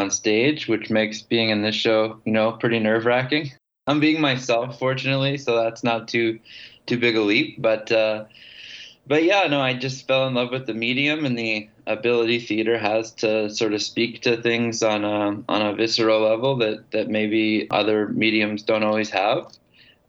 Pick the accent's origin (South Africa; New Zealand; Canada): Canada; I was from Canada